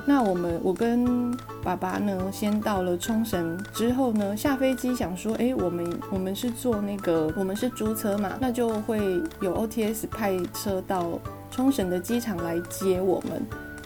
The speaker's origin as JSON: {"language": "Chinese", "country": "Taiwan", "said": "我们是台湾人"}